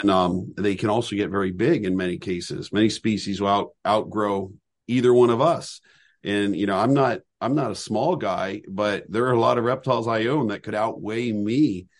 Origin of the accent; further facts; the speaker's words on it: Southern California, United States; now in Lancaster County, Pennsylvania, United States; where I grew up in Southern California